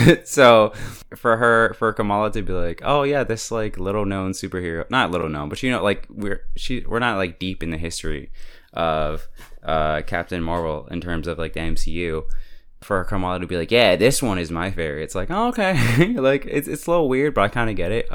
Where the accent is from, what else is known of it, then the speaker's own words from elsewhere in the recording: United States; as an American